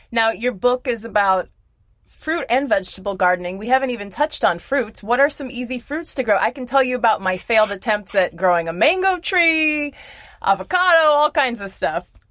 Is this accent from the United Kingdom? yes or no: no; Cleveland, Ohio, United States; moved away as an adult; now in Florida, United States; I'm from Cleveland, and I was really doing big things in my garden. And then I came here in 2005